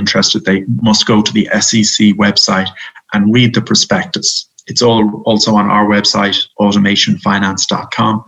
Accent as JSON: {"language": "English", "country": "Ireland", "moved": "as an adult", "lives_now": "United States", "said": "I'm Irish"}